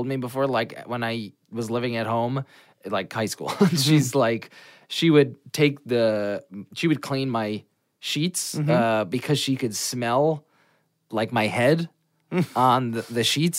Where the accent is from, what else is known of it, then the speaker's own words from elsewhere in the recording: Old Bridge, New Jersey, United States; New Jersey. Old Bridge, New Jersey